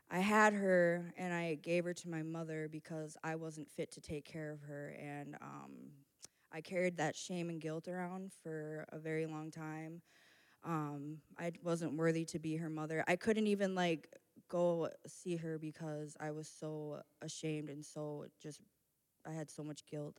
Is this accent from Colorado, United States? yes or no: no; Minneapolis, Minnesota, United States; I grew up in Minneapolis